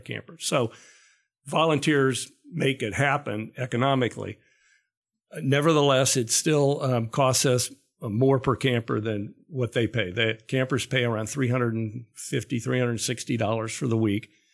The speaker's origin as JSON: {"language": "English", "region": "Ohio", "country": "United States", "tie": "born or raised there", "said": "growing up in Ohio"}